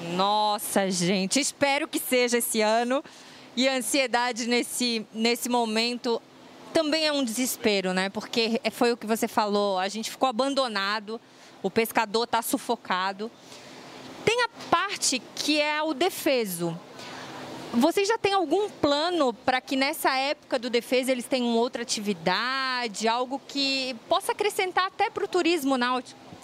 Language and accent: Portuguese; Santa Catarina, Brazil; Nós também somos catarinenses.